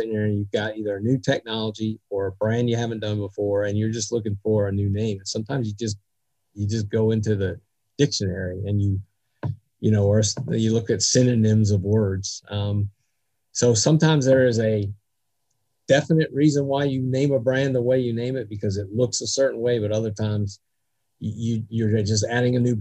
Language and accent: English; New Jersey, United States; I was born in New Jersey